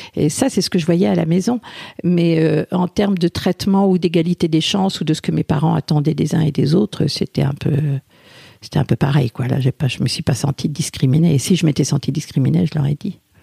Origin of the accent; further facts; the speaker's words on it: France; je suis née en France